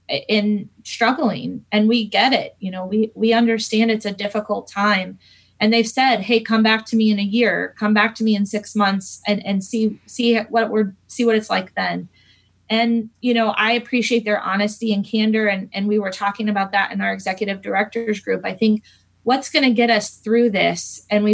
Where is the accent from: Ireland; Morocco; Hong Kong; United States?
United States; Fishers, Indiana; I grew up in Fishers. I actually am a Hamilton Southeastern graduate. Lived here my whole life